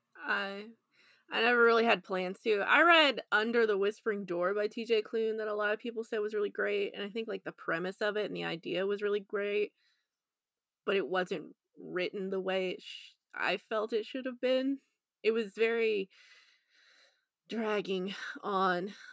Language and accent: English; United States; I'm the American here